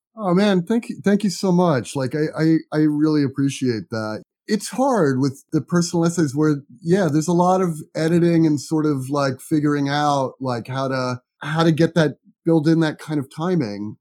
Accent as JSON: {"language": "English", "country": "United States", "tie": "born or raised there", "also_born_or_lived": "New York", "said": "I grew up in New Jersey and New York"}